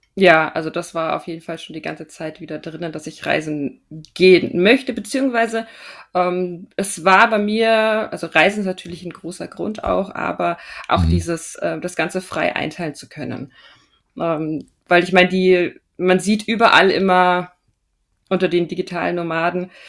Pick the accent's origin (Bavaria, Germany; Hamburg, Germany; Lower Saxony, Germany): Bavaria, Germany; Regensburg; moved away as an adult; also born or lived in Austria / Munich; ich bin ursprünglich aus Regensburg